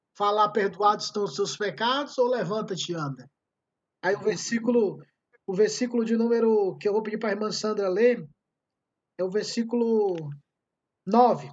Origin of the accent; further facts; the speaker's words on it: Ceará, Brazil; accent: cearense; eu sou como o meu sotaque me denuncia, eu sou do Ceará